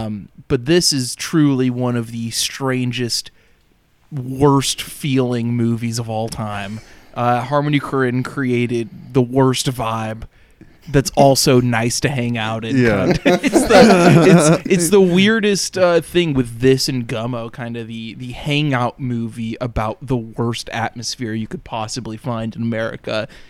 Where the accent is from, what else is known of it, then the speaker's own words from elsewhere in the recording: the South, United States; I put in my body growing up was just gallons upon gallons of sweet tea. It's like, oh, it's like I'm from the South.